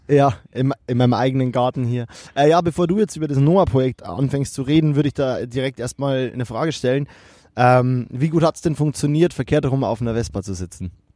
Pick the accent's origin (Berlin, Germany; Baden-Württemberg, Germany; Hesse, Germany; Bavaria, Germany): Bavaria, Germany; Kelheim; ich komme ja aus Kehlheim